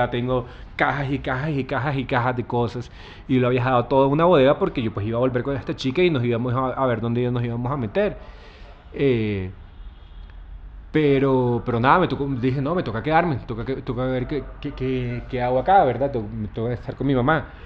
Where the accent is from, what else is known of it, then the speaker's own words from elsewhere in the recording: Santa Marta, Magdalena, Colombia; also born or lived in Bogotá / Buenos Aires, Argentina / South Korea / New York, United States; now in Minca, Colombia; Sí, yo soy Samario, nací en Santa Marta